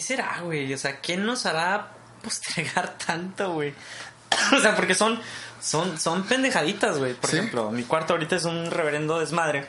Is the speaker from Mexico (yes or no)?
yes; Mexico; somos mexicanos y somos universitarios